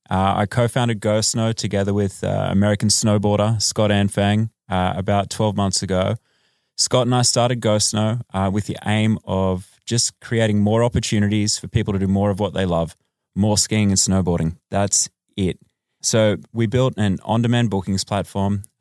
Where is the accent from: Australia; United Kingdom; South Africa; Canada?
Australia; now in Los Angeles, United States; Yes, uh, I am Australian.